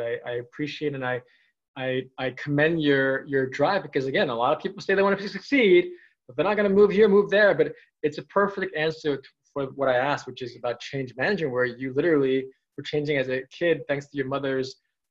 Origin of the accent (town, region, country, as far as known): New York City, New York, United States